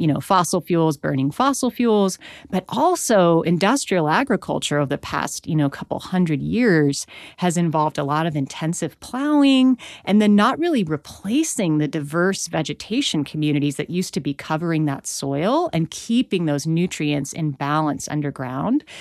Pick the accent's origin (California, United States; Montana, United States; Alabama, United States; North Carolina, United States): Montana, United States; Missoula; I was born in Missoula, Montana in the eighties